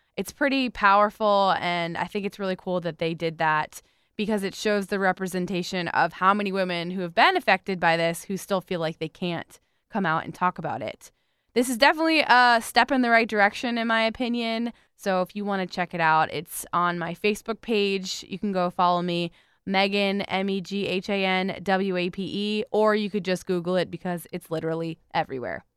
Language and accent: English; South Florida, United States; I grew up in South Florida